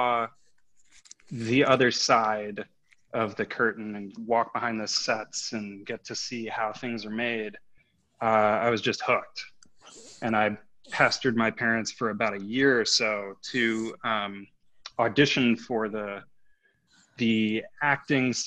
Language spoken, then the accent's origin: English; Minneapolis, Minnesota, United States; now in California, United States; I'm from Minneapolis, Minnesota